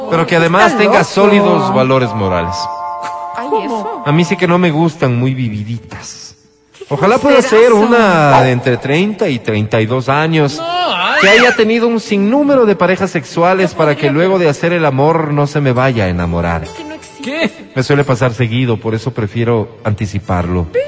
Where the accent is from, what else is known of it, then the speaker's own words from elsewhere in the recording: Zaruma, El Oro, Ecuador; born there; Nací en Saruma, la tierra del café y del oro